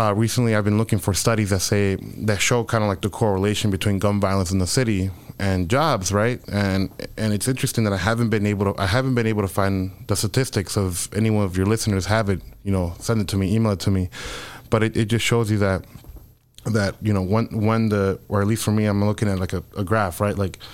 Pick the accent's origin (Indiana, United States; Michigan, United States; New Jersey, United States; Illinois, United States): Illinois, United States; Chicago; also born or lived in Mexico; growing up on the South Side, right? So I think that as a young Mexican immigrant